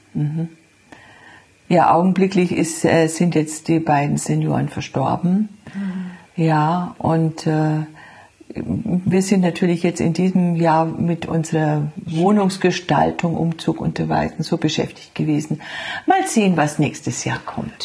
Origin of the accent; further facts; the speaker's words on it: Franconia, Bavaria, Germany; moved away; die andere Schwester ist noch da in meiner Heimat in Franken